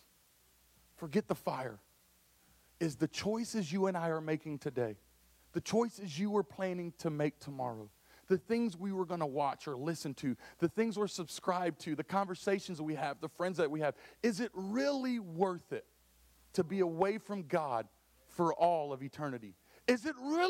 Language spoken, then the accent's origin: English; Dallas, Texas, United States; now in St. Louis, United States; I know I'm from Texas. I'm a Dallas boy